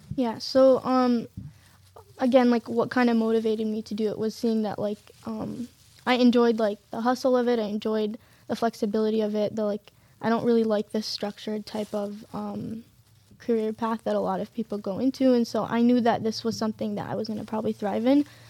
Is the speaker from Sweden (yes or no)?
no; Detroit, Michigan, United States; my parents immigrated from Syria and born and raised in Detroit, Michigan